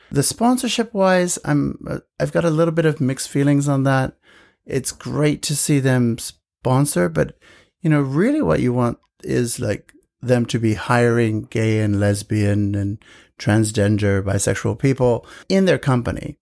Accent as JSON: {"language": "English", "country": "United States", "moved": "yes", "lives_now": "Japan", "said": "being an American"}